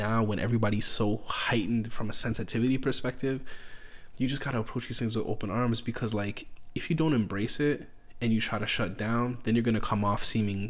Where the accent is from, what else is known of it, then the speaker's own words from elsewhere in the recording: Canada; Oh, I'm Canadian.